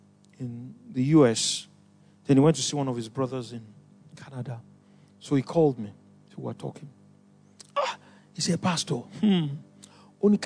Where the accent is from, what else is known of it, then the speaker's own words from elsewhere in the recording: Nigeria; I'm Nigerian